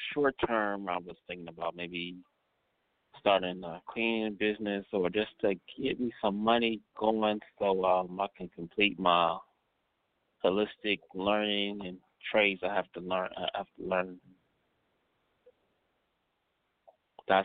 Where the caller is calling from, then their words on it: Cleveland, Ohio, United States; calling from Cleveland, Ohio.